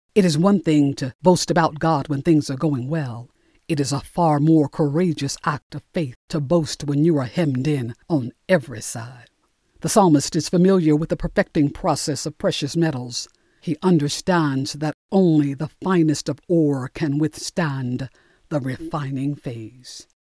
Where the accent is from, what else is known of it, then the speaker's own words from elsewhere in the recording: Newark, New Jersey, United States; Growing up in Newark, New Jersey